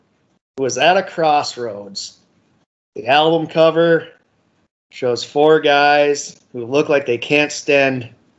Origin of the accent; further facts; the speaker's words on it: Minnesota, United States; Yeah, I know I'm from Minnesota.